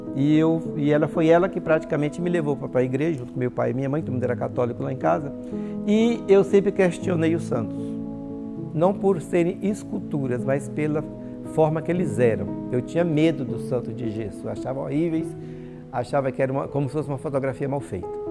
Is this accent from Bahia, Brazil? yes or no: yes; Itabuna, Bahia, Brazil; Eu nasci em Tabuna, no Hospital Santa Cruz